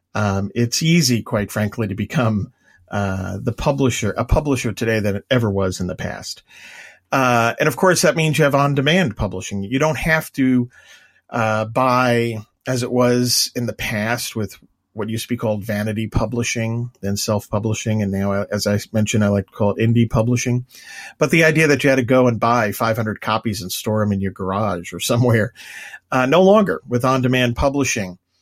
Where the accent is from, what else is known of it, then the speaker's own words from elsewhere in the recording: Long Island, New York, United States; I'm from Long Island